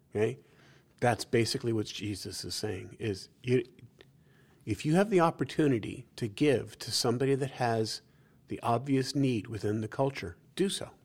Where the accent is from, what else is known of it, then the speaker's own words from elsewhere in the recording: New York City, New York, United States; growing up in New York City